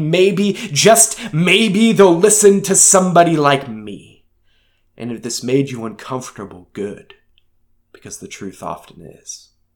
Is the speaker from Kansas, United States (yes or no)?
yes; Leavenworth, Kansas, United States; also born or lived in Lansing, Kansas; now in Topeka, United States; I come from Leavenworth, Kansas. I lived out in the middle of nowhere initially. Um, after my parents got divorced, I lived right outside of Lansing Penitentiary